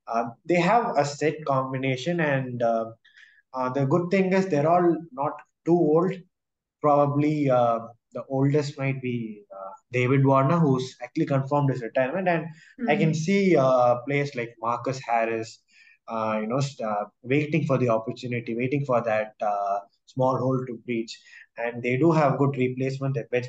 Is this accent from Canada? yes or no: no; India; And deep down, even as an Indian fan, you knew that something special had to come out of the Indian players in order to win this test. But I think the Australians were too good for us this